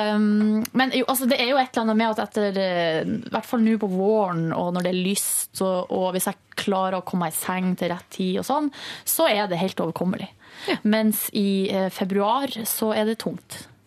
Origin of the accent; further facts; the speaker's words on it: Northern Norway, Norway; now in Oslo, Norway; i Nord-Norge, der jeg kommer fra